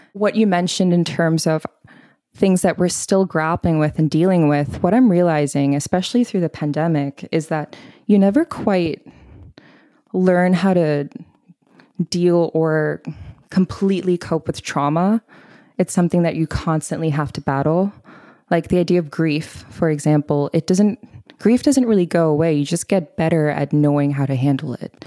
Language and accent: English; Bangkok, Thailand; moved away as an adult; also born or lived in Boston / Oxford / Minneapolis / Los Angeles; now in New York, United States; I grew up in Bangkok, Thailand, lived there for eighteen years, and lived in a very Punjabi South Asian household